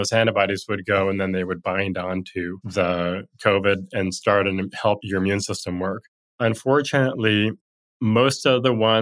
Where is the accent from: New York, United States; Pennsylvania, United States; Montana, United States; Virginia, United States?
Montana, United States; where I grew up in Montana